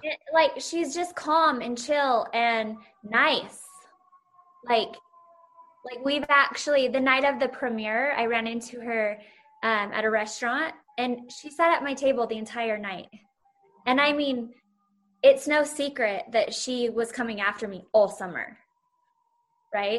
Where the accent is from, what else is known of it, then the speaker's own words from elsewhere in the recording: Salt Lake City, Utah, United States; my hometown is now on the map of the Bravo world.